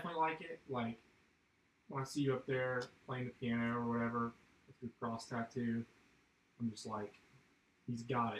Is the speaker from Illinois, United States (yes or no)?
no; Point Pleasant, West Virginia, United States; moved away; you know I'm from Point Pleasant